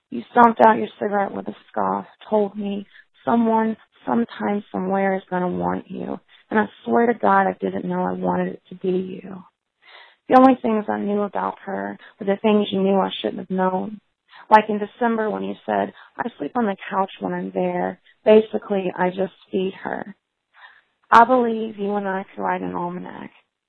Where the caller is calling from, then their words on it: Raleigh, North Carolina, United States; I'm calling from the Dirty South right now in Raleigh, North Carolina.